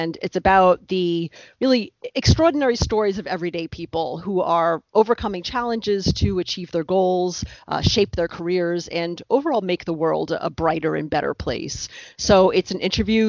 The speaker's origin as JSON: {"language": "English", "area": "Westchester County", "region": "New York", "country": "United States", "tie": "born or raised there", "moved": "as an adult", "lives_now": "New Jersey, United States", "said": "I grew up in Westchester County, New York, which is about, I'd say, less than 1 hour north of New York City."}